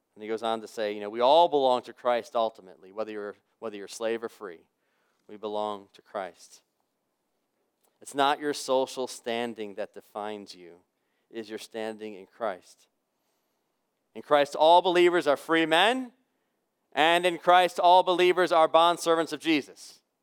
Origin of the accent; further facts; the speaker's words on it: United States; as an American human being living in this century